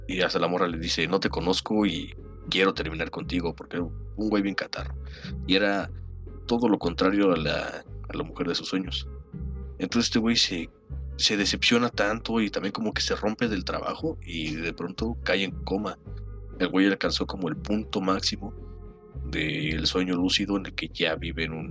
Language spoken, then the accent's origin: Spanish; State of Mexico, Mexico; Es que soy del Estado de México.